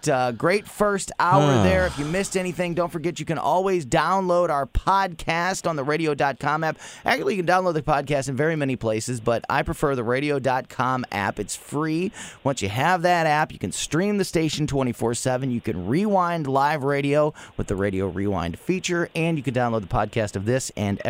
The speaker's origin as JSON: {"language": "English", "town": "Florissant", "region": "Missouri", "country": "United States", "tie": "born or raised there", "said": "the mayor of my hometown, Florissant, Missouri."}